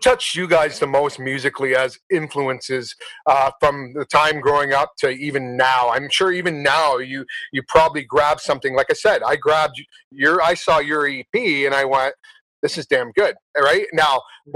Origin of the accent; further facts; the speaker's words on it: Simcoe, Ontario, Canada; also born or lived in Belgium / London, England; my hometown, Simcoe, Ontario